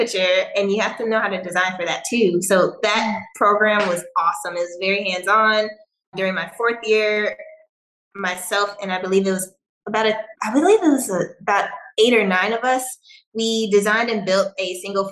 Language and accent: English; Chicago, Illinois, United States; I grew up on the south side of Chicago